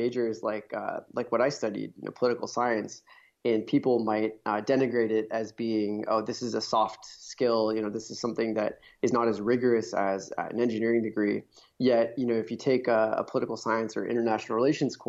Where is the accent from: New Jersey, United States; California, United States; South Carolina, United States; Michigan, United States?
California, United States; Silicon Valley; I had the fortune of sort of growing up in Silicon Valley